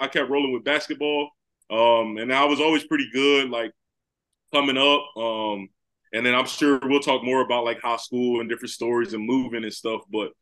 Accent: Cary, North Carolina, United States; moved away as an adult; also born or lived in Charlotte, North Carolina; now in Columbus, United States; I'm originally from Cary, North Carolina, that Raleigh, North Carolina area. I moved in high school in ninth grade to the Charlotte area

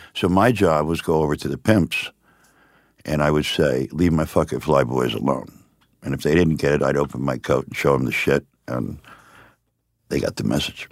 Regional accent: Miami, Florida, United States; born or raised there; also born or lived in upstate New York

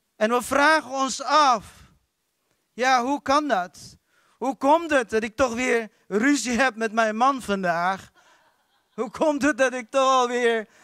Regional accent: Philippines; now in Netherlands; Ik kom uit de Filipijnen

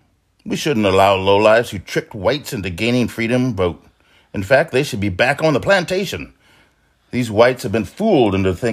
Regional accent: St. Martinville, Louisiana, United States; born there; Well, I was born in St. Martinsville in Louisiana.

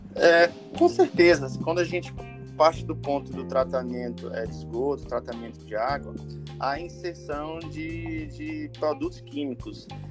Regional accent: Teresina, Piauí, Brazil; moved away as an adult; now in Alta Floresta, Brazil; sou natural de Teresina, Piauí, ali no Nordeste

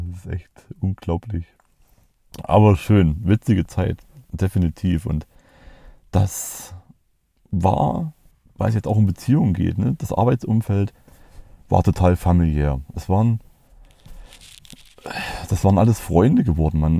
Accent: East Germany, Germany; also ich bin im Osten aufgewachsen, genau wie der, mein Kumpel

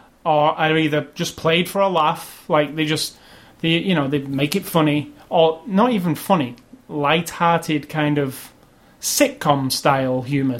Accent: United Kingdom; as a British person

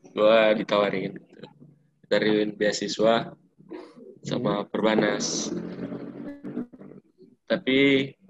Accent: Jakarta, Indonesia; kalau kalau keluarga nggak ada gua dari Jakarta, eh, orang Jakarta enggak.

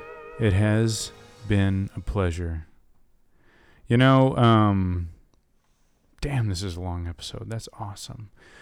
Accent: the South, United States; accent: southern; that song is kind of bringing out my southern accent a little bit.

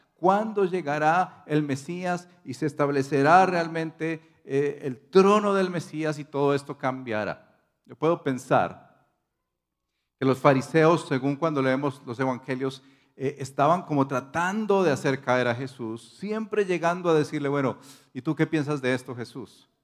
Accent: Colombia

